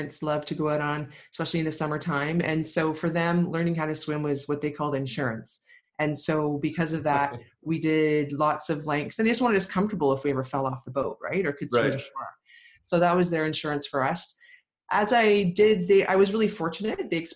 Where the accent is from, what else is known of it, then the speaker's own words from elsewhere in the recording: Lindsay, Ontario, Canada; I grew up in Lindsay, Ontario, great small town, about 12,000 people when I was growing up